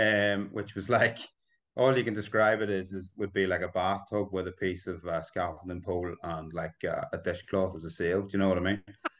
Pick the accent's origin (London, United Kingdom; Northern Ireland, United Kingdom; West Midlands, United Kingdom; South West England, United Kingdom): Northern Ireland, United Kingdom; Belfast; also born or lived in Bangor, Northern Ireland; I'm born and bred in Northern Ireland. I was born in Belfast. I live in Bangor, which is just down the coast from Belfast now, a seaside town.